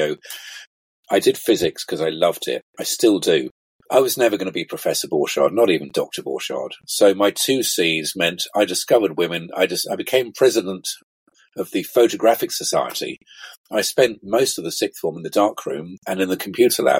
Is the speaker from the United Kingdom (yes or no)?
yes; Vale of Evesham, West Midlands, United Kingdom; also born or lived in Worcester; Growing up in the Vale of Evesham